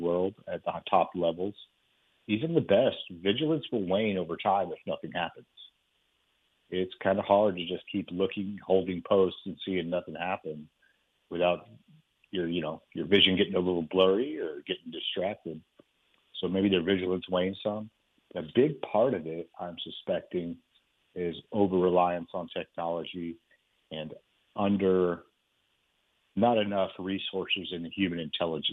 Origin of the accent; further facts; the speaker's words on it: Texas, United States; I'm here in Texas. I'm a Texan